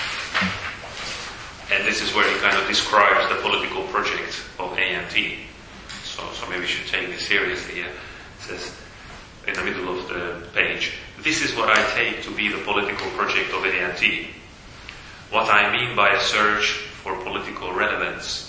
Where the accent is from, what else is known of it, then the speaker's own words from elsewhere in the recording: Slovakia; I'm from Slovakia